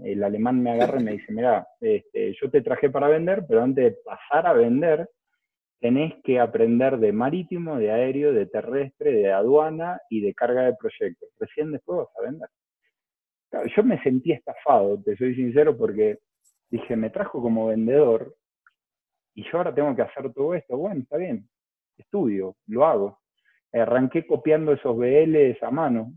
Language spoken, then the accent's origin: Spanish; Lomas de Zamora, Buenos Aires Province, Argentina; la Universidad de Lomas de Zamora, de, que es de la zona de donde soy